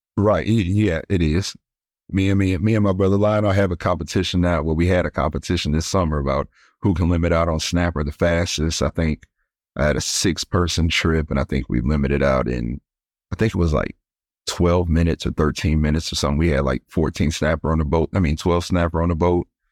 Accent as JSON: {"language": "English", "town": "East St. Louis", "region": "Illinois", "country": "United States", "moved": "as an adult", "lives_now": "Destin, United States", "said": "I'm originally from East Saint Louis, Illinois, so right across the river from Saint Louis"}